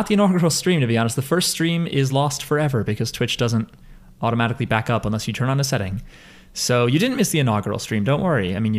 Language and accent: English; New Jersey, United States; I'm from New Jersey.